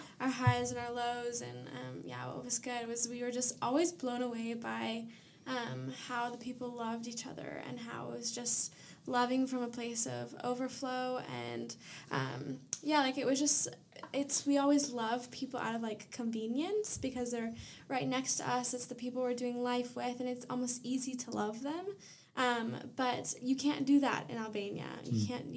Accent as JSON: {"language": "English", "region": "Oregon", "country": "United States", "said": "I'm from Oregon."}